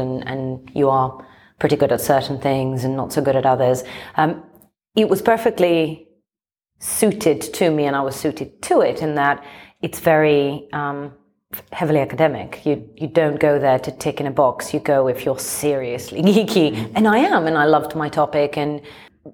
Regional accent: Athens, Attica, Greece; now in London, United Kingdom; I grew up in Athens. I'm not from these parts. I was born and raised in Greece

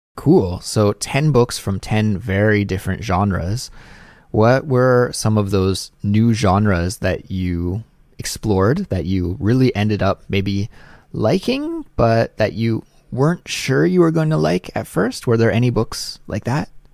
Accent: Canada; moved away; my life in Canada

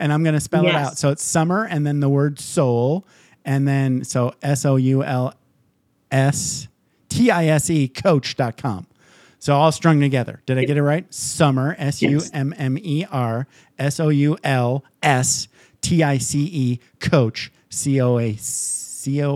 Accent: Michigan, United States; I grew up in Michigan

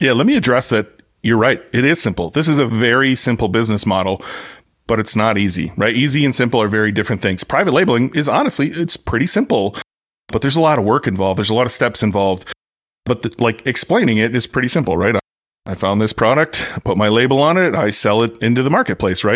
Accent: United States; I'm American

